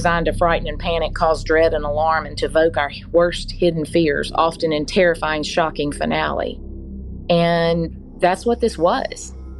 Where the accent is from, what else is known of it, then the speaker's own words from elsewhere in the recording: Mobile, Alabama, United States; I was born and raised here in Mobile.